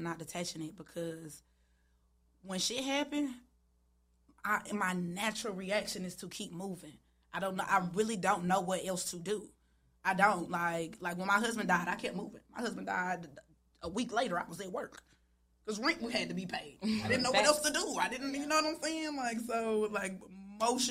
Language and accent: English; Charlotte, North Carolina, United States; I'm born and raised. West Side, Charlotte.